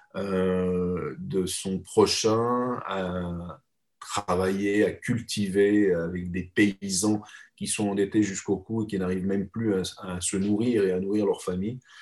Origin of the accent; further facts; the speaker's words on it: Geneva, Switzerland; moved away as an adult; now in Paris, France; je suis un Suisse, je suis né à Genève